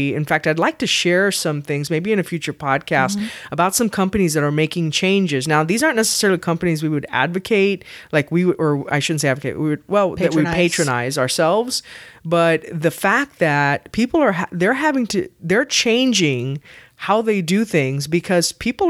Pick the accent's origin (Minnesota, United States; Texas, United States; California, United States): Texas, United States; Wow, for being a Texan, I cannot do that to save